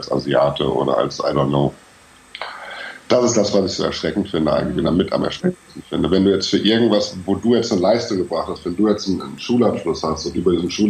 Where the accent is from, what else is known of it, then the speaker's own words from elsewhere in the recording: Germany; Ich bin, ich bin Deutscher.